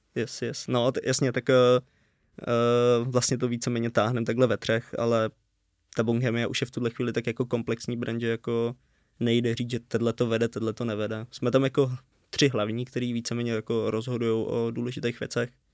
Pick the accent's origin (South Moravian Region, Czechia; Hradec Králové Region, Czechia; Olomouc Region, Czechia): Hradec Králové Region, Czechia; Červený Kostelec; moved away as an adult; now in Brno, Czech Republic; v Červeném kostelci, odkud jsme.